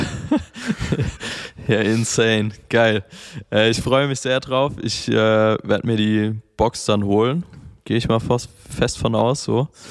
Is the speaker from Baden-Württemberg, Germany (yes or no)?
no; Mainz, Rhineland-Palatinate, Germany; now in Berlin, Germany; ich komme ursprünglich aus Mainz